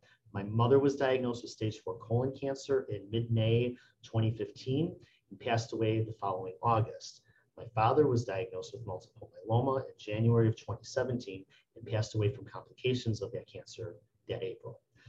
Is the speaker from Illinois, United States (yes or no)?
yes; Lincolnwood, Illinois, United States; I'm from Lincolnwood, Illinois, and I have been a histotechnologist for 17 years